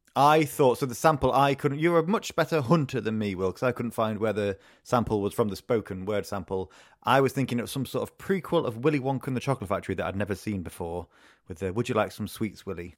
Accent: Retford, East Midlands, United Kingdom; moved away; my hometown of Retford

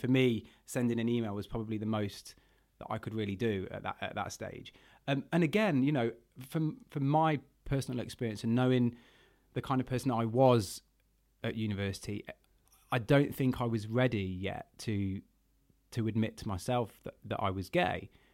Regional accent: Burton upon Trent, West Midlands, United Kingdom; my hometown of Burton on Trent

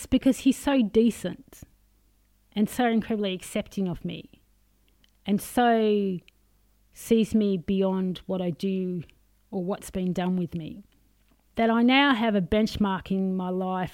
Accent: Australia; I'm very Australian

